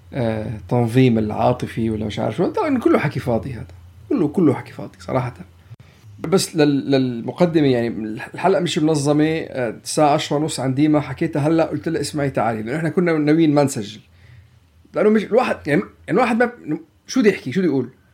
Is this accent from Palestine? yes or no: yes; Palestine; نحن كفلسطينية نحن كعرب نحن كمسلمين